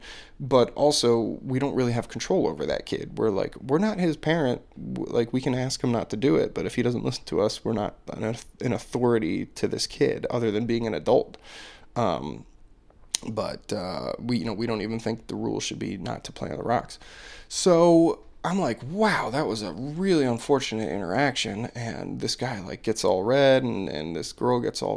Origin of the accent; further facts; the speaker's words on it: United States; as like an American